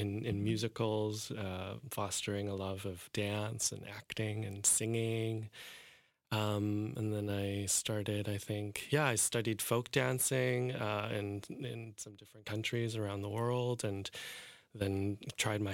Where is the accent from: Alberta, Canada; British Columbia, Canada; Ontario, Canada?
Alberta, Canada; Calgary; also born or lived in Hong Kong; I grew up in Calgary